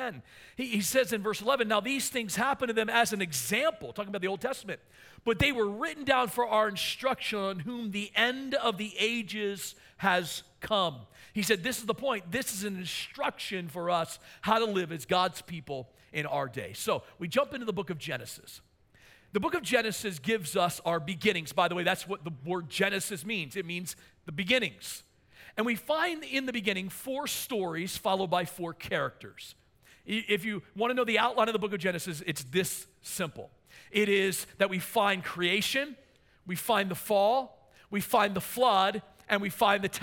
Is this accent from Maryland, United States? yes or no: yes; Maryland, United States; I'm from Maryland